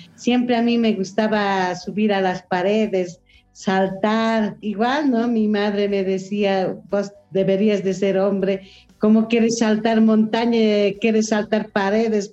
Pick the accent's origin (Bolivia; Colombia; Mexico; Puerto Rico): Bolivia; en mi país, mucha discriminación hacia la mujer de pollera